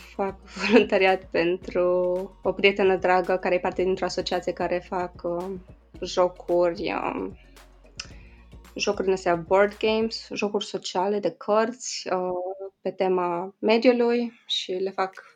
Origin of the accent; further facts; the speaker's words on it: Sighișoara, Mureș County, Romania; moved away; În Sighișoara, în orașul meu natal